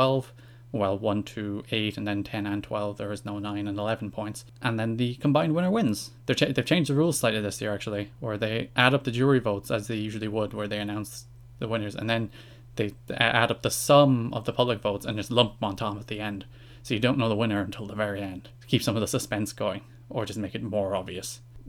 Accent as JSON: {"language": "English", "country": "Ireland", "said": "I am from Ireland, just in case you haven't noticed."}